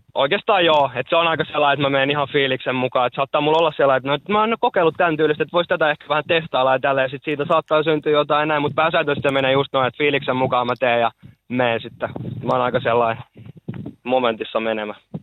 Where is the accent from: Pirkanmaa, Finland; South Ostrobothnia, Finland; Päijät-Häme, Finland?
Päijät-Häme, Finland; Lahti; mä oon lahtelainen